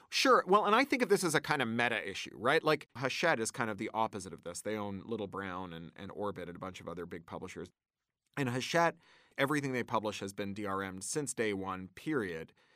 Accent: Canada; moved away as an adult; also born or lived in United Kingdom; I grew up in Canada, which has a robust arts funding, uh, regime

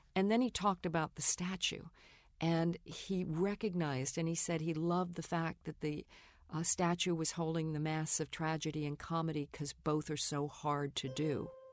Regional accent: New York, United States; I grew up in New York

